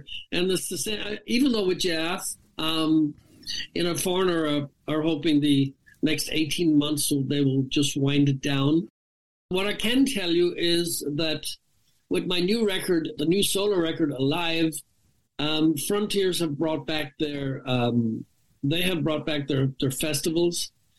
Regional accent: Ireland; I'm Irish, of course, and I put a lot of dignity and a lot of pride into what I do.

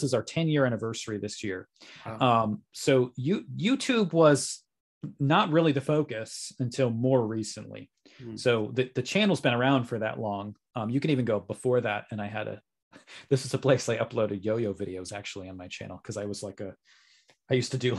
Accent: Massachusetts, United States; It's not like I grew up in a heavily LDS area. I mean, I grew up in Western Massachusetts.

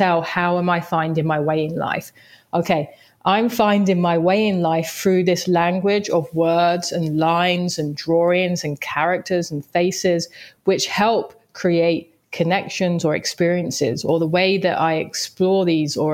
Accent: London, United Kingdom; I grew up in Southeast London

